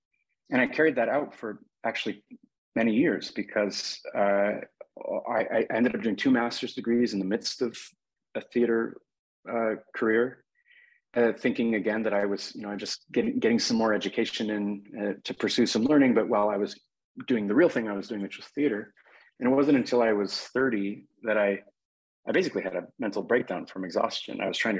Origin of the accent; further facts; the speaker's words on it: Seattle, Washington, United States; when I grew up in Seattle in the 1980s and 1990s, I went to a public high school that wasn't particularly distinguished.